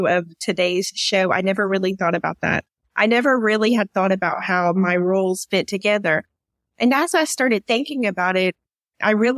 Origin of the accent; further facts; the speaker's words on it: East Tennessee, United States; moved away as an adult; now in Riyadh, Saudi Arabia; I grew up in a little small mountain area in East Tennessee